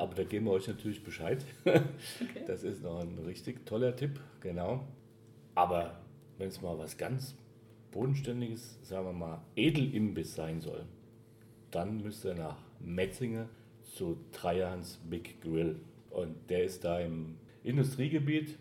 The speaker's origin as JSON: {"language": "German", "region": "Hesse", "country": "Germany", "accent": "Hessian", "moved": "yes", "lives_now": "Heilbronn, Germany", "said": "man hört mein Hessisch immer noch ein bisschen"}